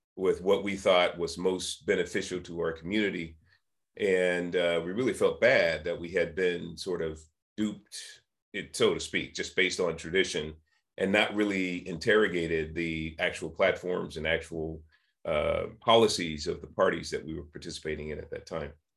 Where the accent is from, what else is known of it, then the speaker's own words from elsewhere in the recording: San Francisco, California, United States; I was born and raised in San Francisco and Hunters Point in the 1960s